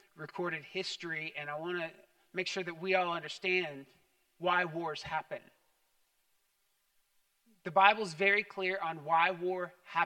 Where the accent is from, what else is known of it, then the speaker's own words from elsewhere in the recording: United States; as an American